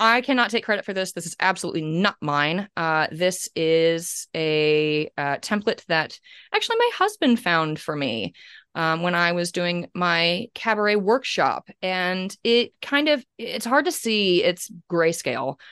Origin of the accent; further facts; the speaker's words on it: Kansas, United States; now in Australia; I'm from Kansas